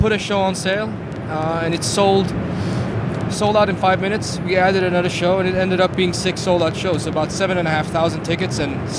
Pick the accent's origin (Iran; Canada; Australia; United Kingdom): Iran; now in Sweden; I was born in Iran.